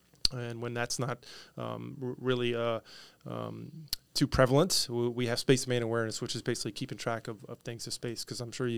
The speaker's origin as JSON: {"language": "English", "town": "New Orleans", "region": "Louisiana", "country": "United States", "said": "I'm originally from New Orleans, Louisiana, so coming up on 20 years of service."}